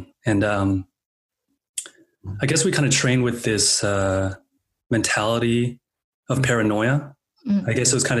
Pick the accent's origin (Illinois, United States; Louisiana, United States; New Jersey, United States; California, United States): California, United States; Bay Area; I was born and raised in the Bay Area